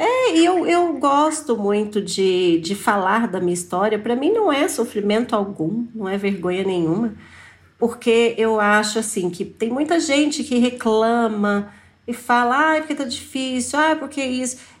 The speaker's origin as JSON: {"language": "Portuguese", "town": "Pires do Rio", "region": "Goiás", "country": "Brazil", "tie": "born or raised there", "said": "morei com ela lá em Pires do Rio, que é a minha cidade natal, muitos anos"}